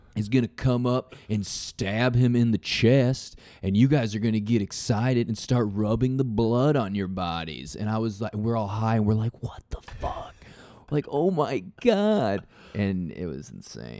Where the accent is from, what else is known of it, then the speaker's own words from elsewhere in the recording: Nebraska, United States; people know I'm from Nebraska